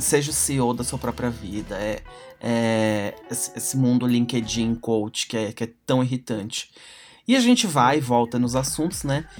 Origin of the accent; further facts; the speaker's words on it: São Paulo, Brazil; sou de São Paulo